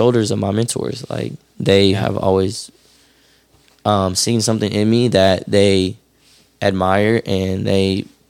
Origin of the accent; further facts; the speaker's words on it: Tucker, Georgia, United States; I grew up in Tucker